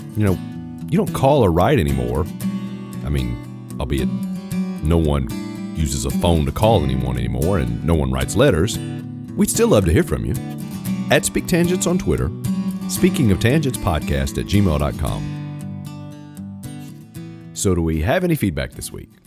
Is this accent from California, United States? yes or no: no; Virginia, United States; moved away; I was born in Virginia, so I'm technically a Virginian, even though I haven't lived there in thirty years